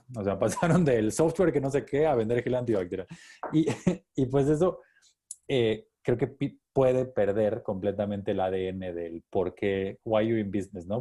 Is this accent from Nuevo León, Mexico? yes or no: no; Chiapas, Mexico; ingeniero físico, chiapaneco